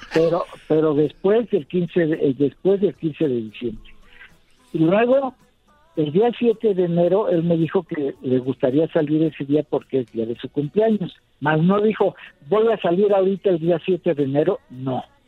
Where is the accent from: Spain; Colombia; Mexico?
Mexico; como mexicano